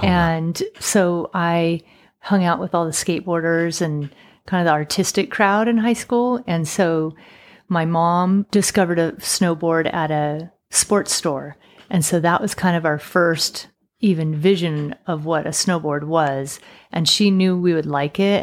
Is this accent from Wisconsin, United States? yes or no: no; Sacramento, California, United States; moved away; also born or lived in Utah; wanted to come back to Sacramento, where my hometown was, but not live in Sacramento